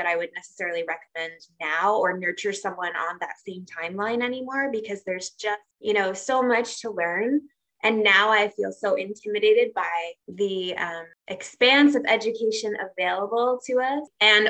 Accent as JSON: {"language": "English", "region": "Tokyo", "country": "Japan", "tie": "born or raised there", "said": "that's actually where I met her growing up in Tokyo and doing restaurant gigs and that kind of thing."}